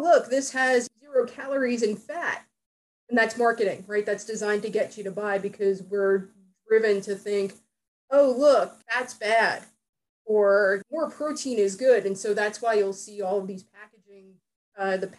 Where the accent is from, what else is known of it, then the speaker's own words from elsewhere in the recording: New Jersey, United States; I grew up in New Jersey